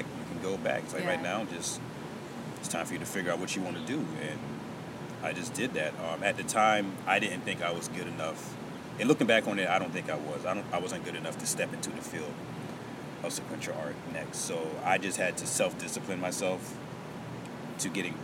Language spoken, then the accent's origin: English; Beaufort, South Carolina, United States; moved away; also born or lived in Myrtle Beach; I was born in Beaufort, which is like 45 minutes to an hour away from here.